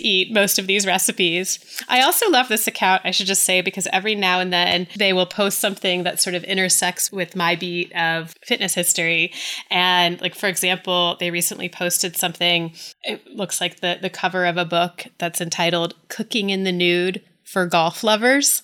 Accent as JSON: {"language": "English", "town": "Atlanta", "region": "Georgia", "country": "United States", "said": "I am from the South, and I, I'm from Atlanta"}